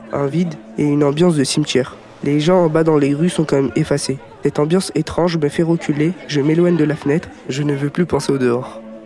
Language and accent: French; Algeria; now in Aubervilliers, France; mon pays, l'Algérie. Quand je sors de chez moi, en Algérie